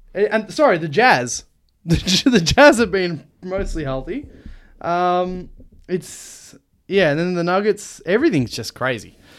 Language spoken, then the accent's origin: English; Australia; we're an Australian podcast.